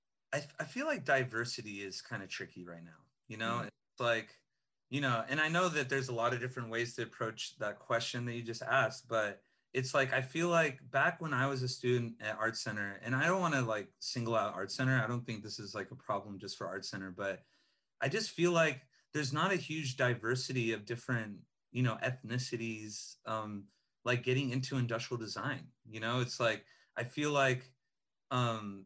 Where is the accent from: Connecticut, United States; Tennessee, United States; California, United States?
California, United States; Los Angeles; I grew up in Eagle Rock, you know, not, you know, on the west side or some fancier zones